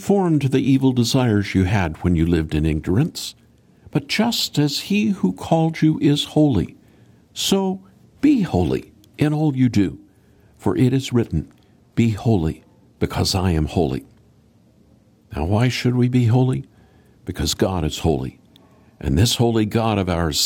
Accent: Oklahoma, United States; I grew up in Oklahoma

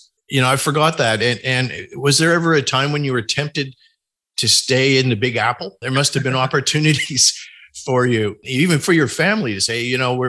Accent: Canada; being a Canadian

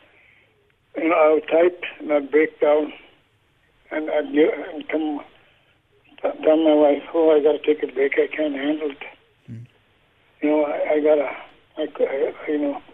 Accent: Canada; I represent all the survivors of Canada

